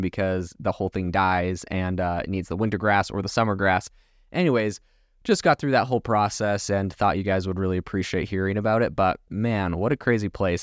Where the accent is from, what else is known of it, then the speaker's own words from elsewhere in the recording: Canada; now in Arizona, United States; Originally, I'm from Canada